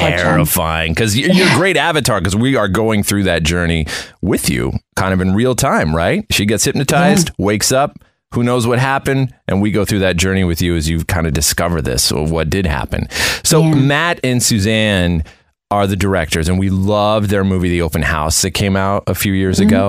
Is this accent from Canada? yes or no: yes; Canada; When I was a kid growing up in Canada in the 80s